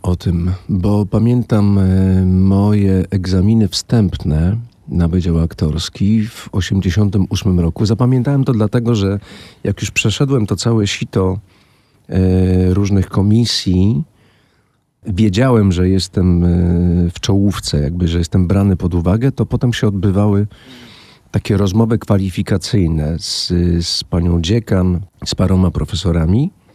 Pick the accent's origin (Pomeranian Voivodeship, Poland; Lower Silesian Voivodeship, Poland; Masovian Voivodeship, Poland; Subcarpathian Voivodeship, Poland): Lower Silesian Voivodeship, Poland; Wałbrzych; also born or lived in Wrocław; z Wałbrzycha